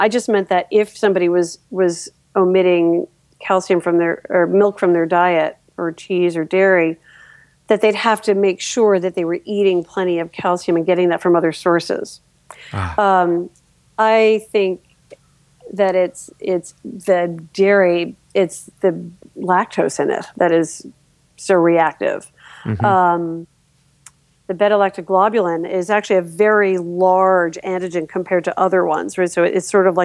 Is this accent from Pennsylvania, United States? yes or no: no; New York, United States; now in Philadelphia, United States; I'm from New York